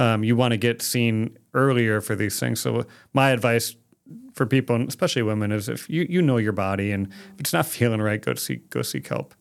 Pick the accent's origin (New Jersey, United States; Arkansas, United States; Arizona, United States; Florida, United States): Arizona, United States; Phoenix; moved away as an adult; also born or lived in West Virginia; born and raised in Phoenix, Arizona